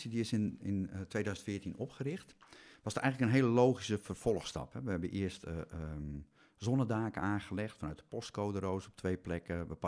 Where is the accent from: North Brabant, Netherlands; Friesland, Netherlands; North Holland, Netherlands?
Friesland, Netherlands; Balk; moved away as an adult; also born or lived in Arnhem; ik ben geboren en getogen in Balk.